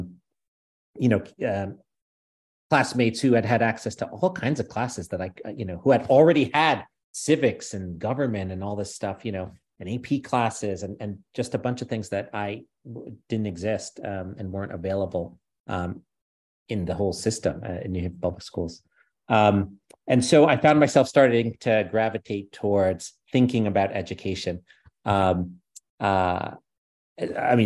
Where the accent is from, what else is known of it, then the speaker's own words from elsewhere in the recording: New Haven, Connecticut, United States; also born or lived in New York; I was born in the US, in New York, grew up in New Haven, Connecticut